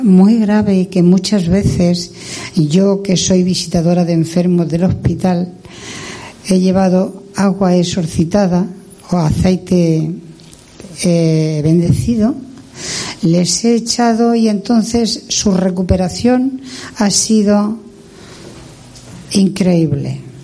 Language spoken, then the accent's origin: Spanish; Cieza / La Algaida, Region of Murcia, Spain; yo soy de Cieza, soy de aquí, soy de la Algaida, pero soy de aquí